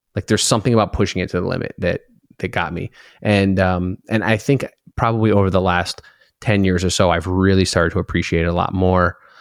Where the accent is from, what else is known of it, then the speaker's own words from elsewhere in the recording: Connecticut, United States; moved away; we grew up in Connecticut, Lime Rock Park